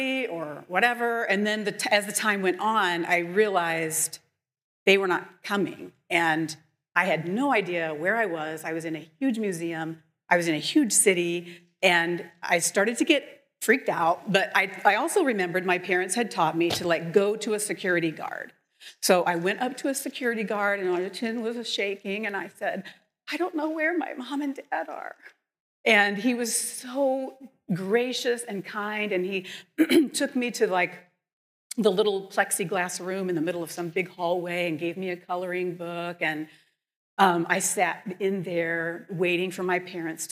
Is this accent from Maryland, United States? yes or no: no; Indianapolis, Indiana, United States; now in Chicago, United States; I grew up in Indianapolis